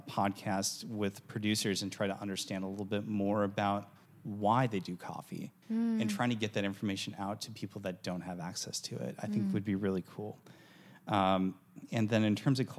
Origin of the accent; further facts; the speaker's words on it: Wisconsin, United States; moved away; I'm originally from Wisconsin, so dairy and cheese flow through my veins